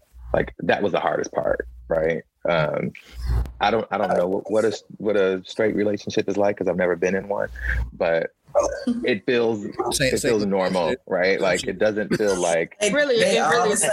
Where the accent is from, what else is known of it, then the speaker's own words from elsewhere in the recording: Midwest, United States; now in Washington, D.C., United States; I'm from the Midwest